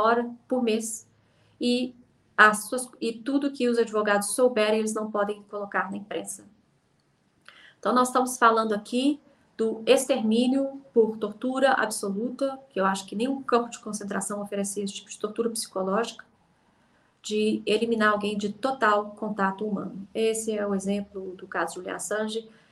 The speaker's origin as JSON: {"language": "Portuguese", "country": "Brazil", "moved": "yes", "lives_now": "United Kingdom", "said": "eu sou brasileira"}